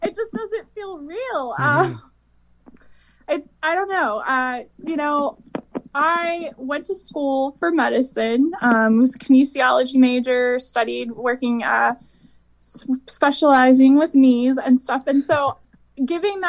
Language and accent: English; North Carolina, United States; moved away as an adult; now in Nashville, United States; I'm from North Carolina